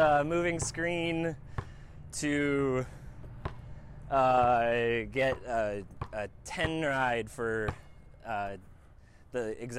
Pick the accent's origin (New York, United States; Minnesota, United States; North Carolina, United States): New York, United States; I grew up in New York.